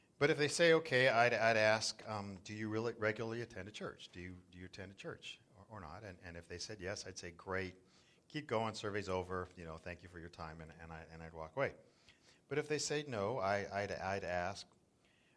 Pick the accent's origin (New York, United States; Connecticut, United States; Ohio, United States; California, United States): California, United States; Southern; moved away as an adult; also born or lived in South Florida; now in Northern California coastside, United States; I grew up in Southern California, and we used to body surf Laguna and Newport